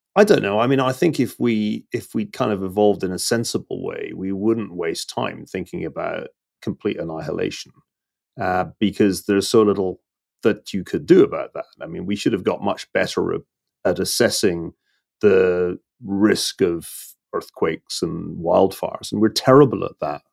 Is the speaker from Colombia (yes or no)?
no; Glasgow, Scotland, United Kingdom; I'm from Glasgow